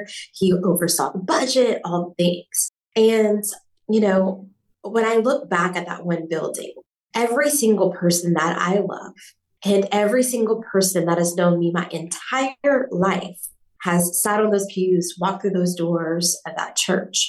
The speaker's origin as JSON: {"language": "English", "region": "Southwest Louisiana", "country": "United States", "said": "I'm from Southwest Louisiana"}